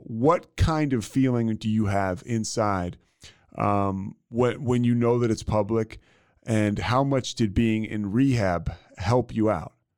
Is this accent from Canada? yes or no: no; Philadelphia, Pennsylvania, United States; I grew up in Philadelphia, and I grew up, you know, uh, you know, in high school in the '90s